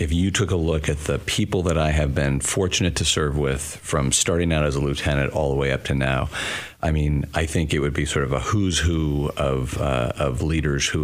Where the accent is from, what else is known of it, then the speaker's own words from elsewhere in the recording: California, United States; moved away as an adult; I grew up in California